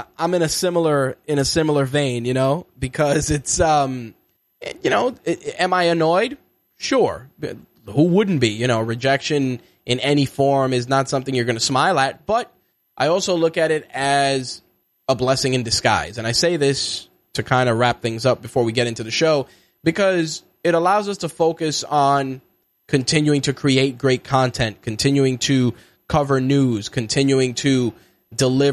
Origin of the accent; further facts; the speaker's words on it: New York, United States; as a New Yorker